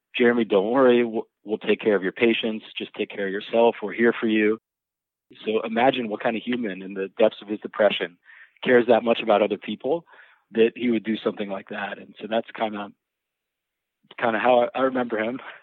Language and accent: English; Miami, Florida, United States; I grew up in Miami